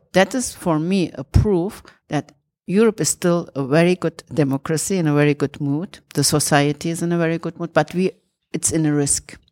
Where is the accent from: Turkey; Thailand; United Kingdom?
Turkey; moved away; I'm coming from Turkey